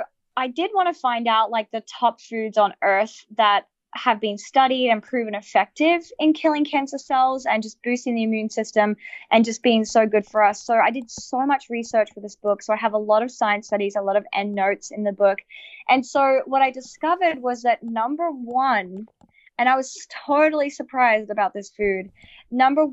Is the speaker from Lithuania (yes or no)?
no; Australia; I'm Australian